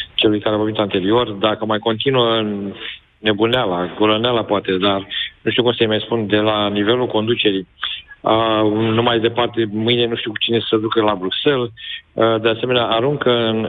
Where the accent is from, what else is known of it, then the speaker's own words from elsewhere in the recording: Galați, Galați County, Romania; sunt fiind din Galați, îți dai seama că aici, în sudul Moldovei